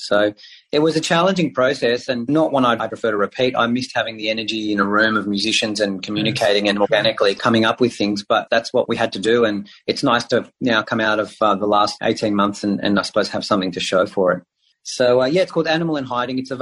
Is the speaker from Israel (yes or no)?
yes; Israel; now in Australia; I speak Hebrew. I grew up in Israel